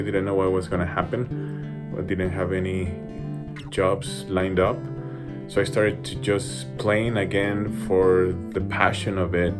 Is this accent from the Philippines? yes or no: no; Mexico City, Mexico; now in Denver, United States; I'm a guitarist from Mexico City